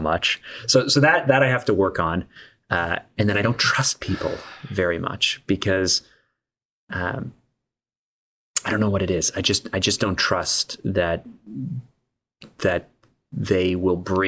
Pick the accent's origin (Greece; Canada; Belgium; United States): Canada; being Canadian